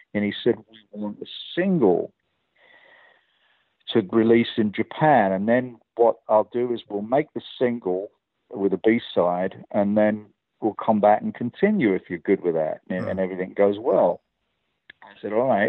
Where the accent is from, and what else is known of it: England, United Kingdom; accent: English